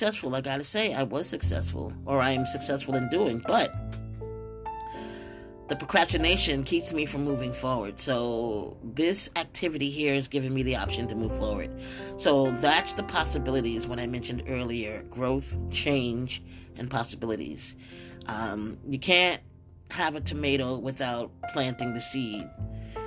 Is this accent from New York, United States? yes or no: yes; upstate New York, United States; also born or lived in Brooklyn, New York; by the age of 9, I moved from Brooklyn to upstate New York